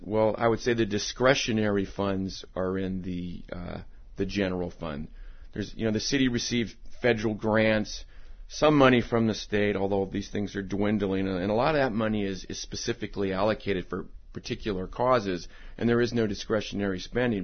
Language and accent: English; Alameda, California, United States; born and raised in Alameda